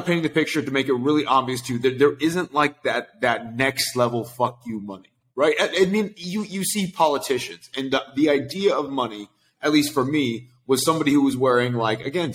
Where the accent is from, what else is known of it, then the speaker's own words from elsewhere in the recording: Sacramento, California, United States; now in Los Angeles, United States; I grew up in Sacramento, California.